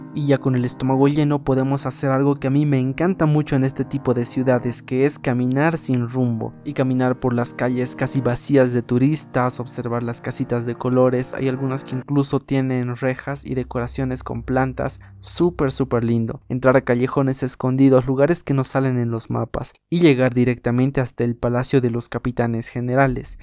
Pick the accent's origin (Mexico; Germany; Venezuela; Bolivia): Bolivia; Para las personas que somos de Bolivia